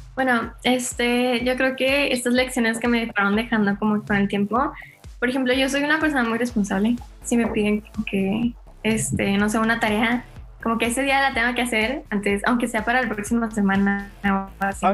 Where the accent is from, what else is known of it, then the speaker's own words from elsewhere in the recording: Monterrey, Nuevo León, Mexico; soy de Monterrey, tengo 18 años